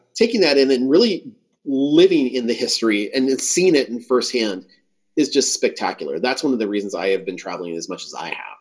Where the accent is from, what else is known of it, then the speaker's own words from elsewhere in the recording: Southern California, United States; I like growing up in Southern California